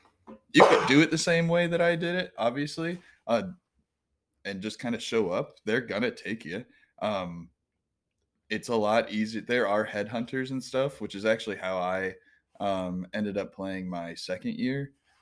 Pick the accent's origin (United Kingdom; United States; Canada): United States; I'm not just white. I'm American.